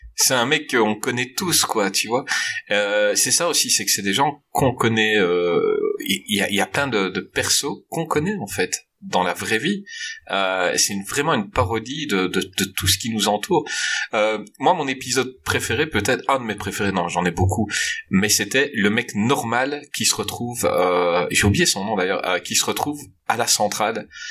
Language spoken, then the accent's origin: French; Belgium; je suis belge